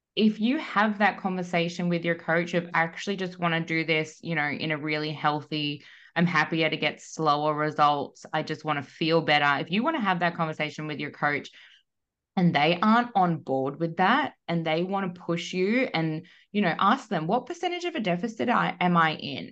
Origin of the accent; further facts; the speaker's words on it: Melbourne, Victoria, Australia; moved away as an adult; now in Perth, Australia; was born and raised in Melbourne